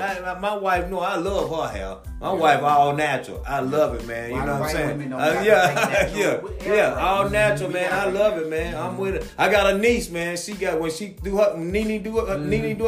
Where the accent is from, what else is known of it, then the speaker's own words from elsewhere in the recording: LaGrange, Georgia, United States; I'm country. I'm from Backwoods, LaGrange, Georgia. That's where I'm from